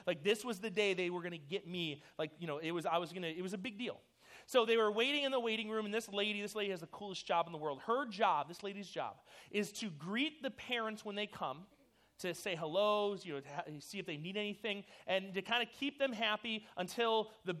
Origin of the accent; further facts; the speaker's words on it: New York City, New York, United States; born there; My birth mother, I was born in New York City.